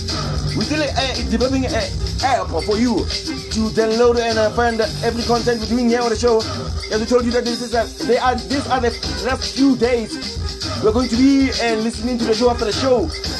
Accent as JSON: {"language": "English", "country": "Palestine", "said": "America, USA, Brazil, South Africa, my home country, Palestine, and all of you guys."}